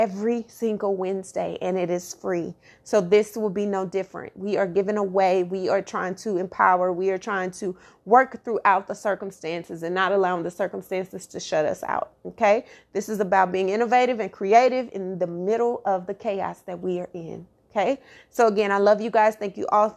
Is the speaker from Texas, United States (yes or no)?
yes; Dallas, Texas, United States; my hometown, my home city, Oak Cliff, Glendale